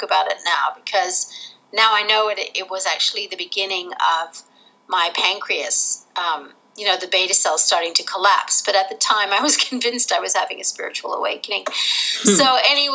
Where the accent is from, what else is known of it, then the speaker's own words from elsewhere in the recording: Rochester, New York, United States; moved away as an adult; also born or lived in Netherlands; now in Australia; I'm actually American, but I was born in Holland and I grew up in Rochester, New York. And then I moved to Australia when I was 18.